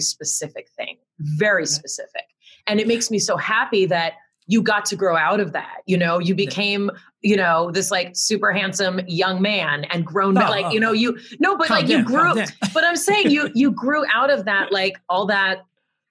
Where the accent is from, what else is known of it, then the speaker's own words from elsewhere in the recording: Los Angeles, California, United States; also born or lived in San Diego; I grew up in Los Angeles, where I was one of the only white children in all of my classes